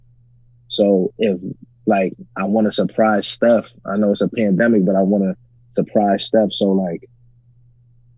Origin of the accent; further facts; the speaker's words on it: New York, United States; moved away as an adult; now in Arizona, United States; I'm from New York